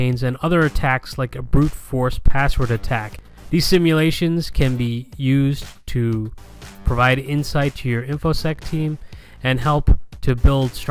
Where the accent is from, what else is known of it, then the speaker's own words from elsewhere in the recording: Galway, Connacht, Ireland; I am from Galway in the west of Ireland